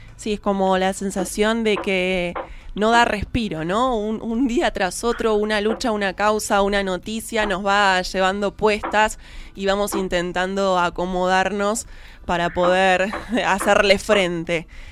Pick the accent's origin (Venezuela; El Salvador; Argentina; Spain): Argentina; Buenos Aires; somos dos porteñas